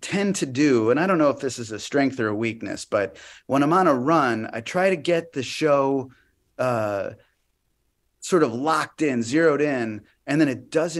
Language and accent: English; Chicago, Illinois, United States; moved away; also born or lived in Des Moines, Iowa / Florida; I'm from Chicago.